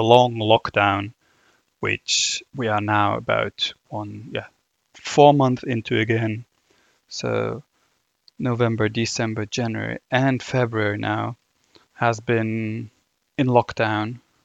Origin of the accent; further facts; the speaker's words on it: Germany; accent: German; English is a second language; my, my German accent coming through